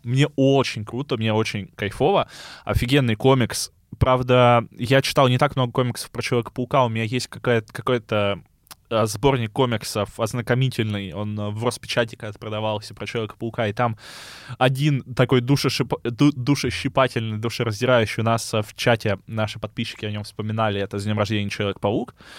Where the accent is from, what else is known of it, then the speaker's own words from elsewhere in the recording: Chernozemye, Central Black Earth Region, Russia; я из Черноземья